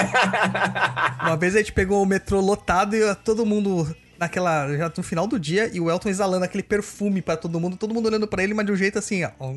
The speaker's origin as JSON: {"language": "Portuguese", "region": "São Paulo", "country": "Brazil", "tie": "born or raised there", "said": "Eu sou natural de São Mateus"}